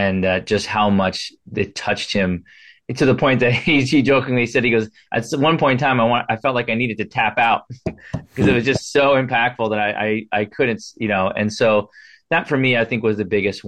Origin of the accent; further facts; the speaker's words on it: New Jersey, United States; I'm from New Jersey. My father owned a trucking business in New Jersey